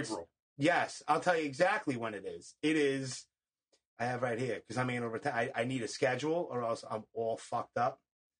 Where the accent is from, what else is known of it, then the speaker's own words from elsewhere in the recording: New York City, New York, United States; also born or lived in Howard Beach, Queens; But I'm not originally from Howard Beach. I was born and raised in Canarsie, and then I went here and there, and I was in the service and this and that. But from, like, 1990 until I joined the service in 96, I lived in Howard Beach.